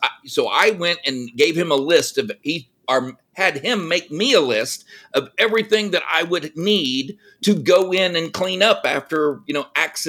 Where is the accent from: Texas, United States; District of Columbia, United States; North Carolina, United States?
Texas, United States; now in California, United States; I was born in California. My third birthday, my parents gifted me with the greatest gift you could give your kid, and that is pick them up and move them to Texas.